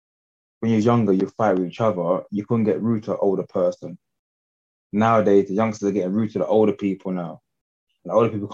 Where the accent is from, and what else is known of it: London, United Kingdom